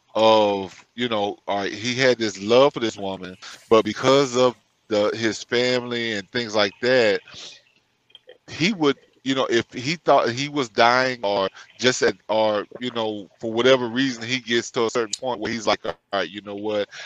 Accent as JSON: {"language": "English", "region": "Louisiana", "country": "United States", "tie": "born or raised there"}